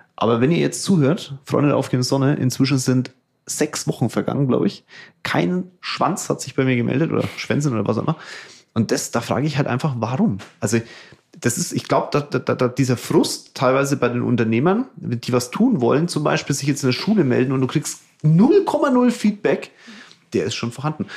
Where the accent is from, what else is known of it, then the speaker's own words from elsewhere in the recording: Germany; bei uns in Deutschland